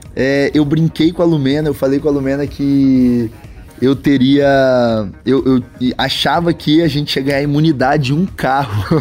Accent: interior of Espírito Santo, Brazil; eu sou natural do Espírito Santo, do interior do Espírito Santo

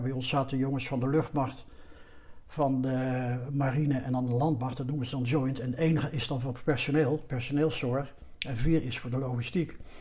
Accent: Netherlands; wij als Nederlanders

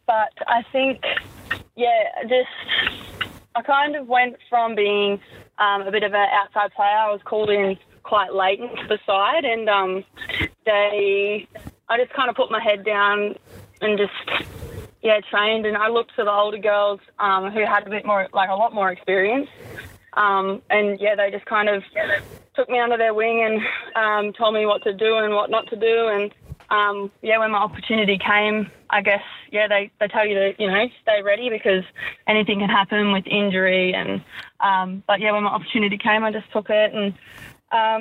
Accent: Mackay, Queensland, Australia; moved away; I remember growing up playing there

